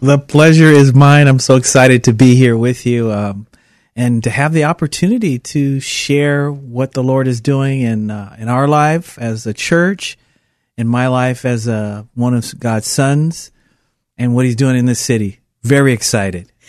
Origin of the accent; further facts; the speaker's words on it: Portland, Oregon, United States; moved away as an adult; also born or lived in Puerto Rico; a city kid that born and raised in Portland